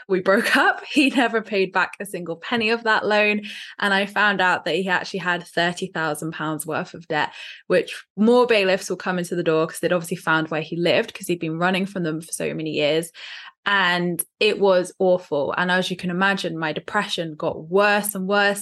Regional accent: Dorset, South West England, United Kingdom; from Dorset

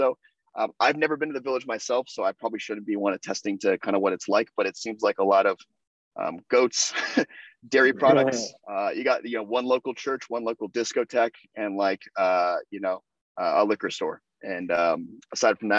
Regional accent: Sacramento, California, United States; moved away as an adult; also born or lived in San Francisco; now in London, United Kingdom; I grew up in Sacramento

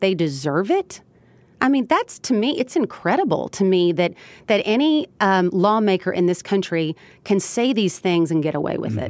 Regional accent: Elizabethtown, Kentucky, United States; my hometown of Elizabethtown, Kentucky.

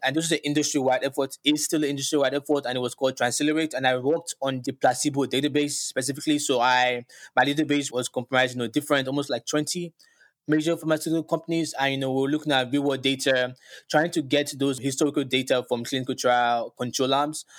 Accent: Lagos, Nigeria; moved away as an adult; now in New York City, United States; growing up in Lagos, Nigeria

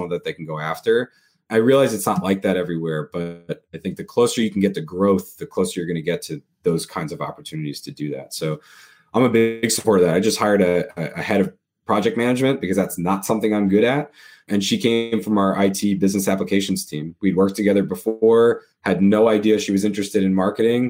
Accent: New York, United States; I grew up in New York

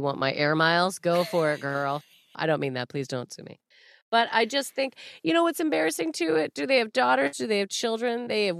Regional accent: Canada; You'd be the denim jacket and I'd be the jeans, right? We are Canadian.

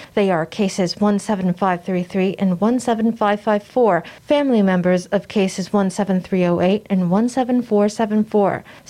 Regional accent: Taipei, Taiwan; I'm from Taipei. Later on, I'm going abroad, so I'm here to get my third shot.

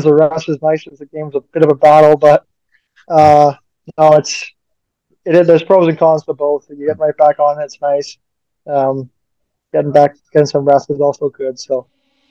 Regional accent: Edmonton, Alberta, Canada; moved away; I grew up in Edmonton, and I was a Oilers fan growing up

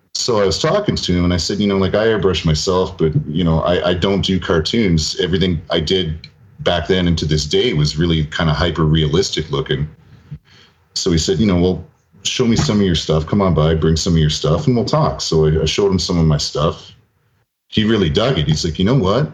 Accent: near Toronto, Ontario, Canada; I'm pure Canadian blood.

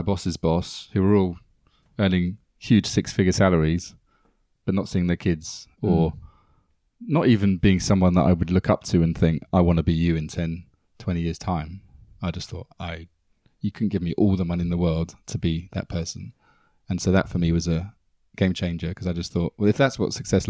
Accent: Greenford, London, United Kingdom; So when someone says, where are you from? I say Ealing, because that's where we went out.

